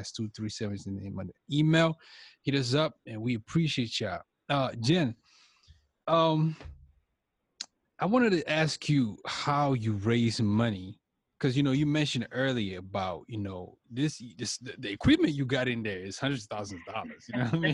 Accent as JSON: {"language": "English", "country": "Cameroon", "said": "I'm from Cameroon. That's in West Africa"}